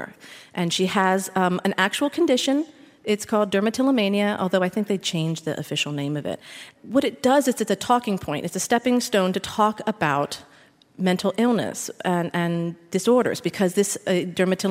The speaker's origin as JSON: {"language": "English", "town": "Philadelphia", "region": "Pennsylvania", "country": "United States", "tie": "born or raised there", "said": "I'm from Philadelphia, born and raised"}